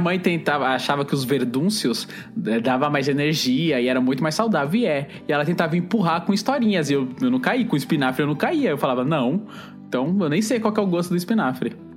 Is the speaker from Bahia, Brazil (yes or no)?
yes; Bahia, Brazil; eu e o Eli, que somos baianos